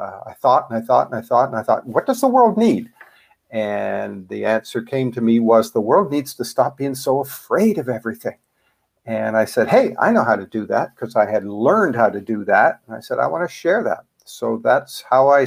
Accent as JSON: {"language": "English", "country": "Canada", "accent": "Canadian", "moved": "yes", "lives_now": "United States", "said": "I'm a Canadian originally. You'll probably pick that up in my accent."}